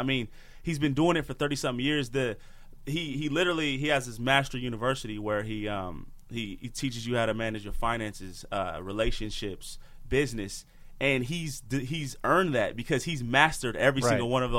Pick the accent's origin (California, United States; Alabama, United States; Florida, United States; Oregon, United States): Oregon, United States; Portland; So just to give you a little backstory, so I'm from Portland, Oregon, and I grew up playing football and I loved it so much.